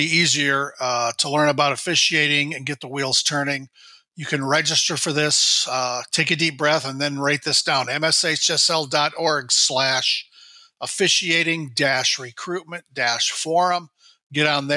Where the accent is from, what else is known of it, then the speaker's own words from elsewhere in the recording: Northwest Iowa, United States; now in Minnesota, United States; Growing up in Northwest Iowa, I watched a lot of Channel 12 from Mankato